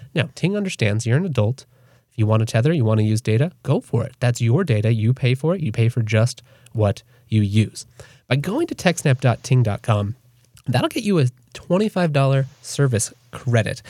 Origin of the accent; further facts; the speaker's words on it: United States; I'm an American